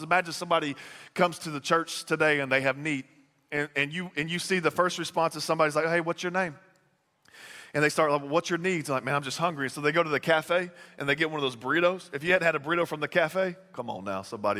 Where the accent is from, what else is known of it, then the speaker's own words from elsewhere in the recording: Texas, United States; moved away; I'm from Texas